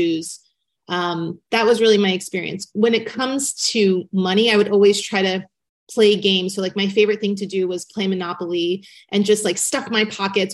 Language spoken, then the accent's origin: English; Newport Beach, California, United States; I grew up in Newport Beach, California, and I lived in a very tiny apartment complex